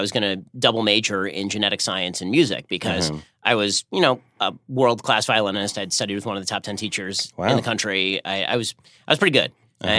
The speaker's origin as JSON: {"language": "English", "town": "Burbank", "region": "California", "country": "United States", "tie": "born or raised there", "said": "Well, I'm from Burbank, California. So"}